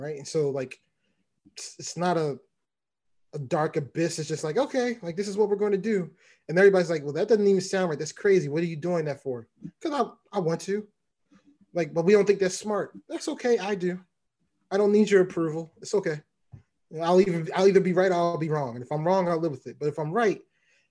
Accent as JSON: {"language": "English", "town": "Baltimore", "region": "Maryland", "country": "United States", "tie": "born or raised there", "also_born_or_lived": "San Francisco", "moved": "as an adult", "said": "growing up in Baltimore, like, you know, we grew up with meager means"}